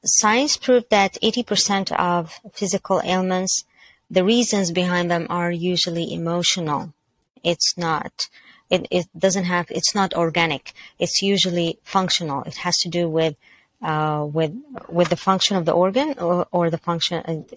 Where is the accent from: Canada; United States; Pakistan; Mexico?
Canada; Mississauga, Ontario; I am from Mississauga, Canada